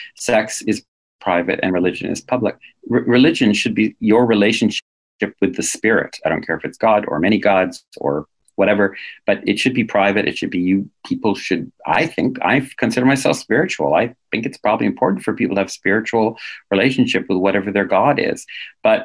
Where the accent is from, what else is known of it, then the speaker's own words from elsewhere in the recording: New England, United States; now in Canada; I come from New England.